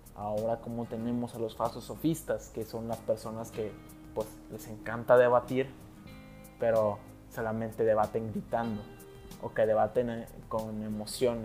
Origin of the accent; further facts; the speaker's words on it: Monterrey, Nuevo León, Mexico; also born or lived in Mexico City; Tú y yo, Mario, somos regios